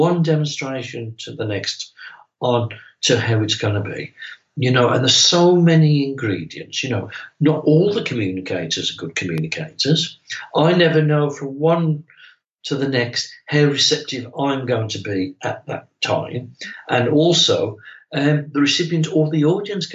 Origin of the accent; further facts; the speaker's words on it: England, United Kingdom; my hometown in England